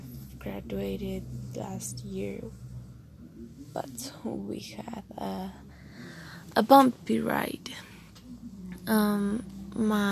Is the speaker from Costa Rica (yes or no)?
yes; Costa Rica; English is a second language; I'm from Costa Rica. I'm 17 years old. I speak English, not like a pro, but I can do it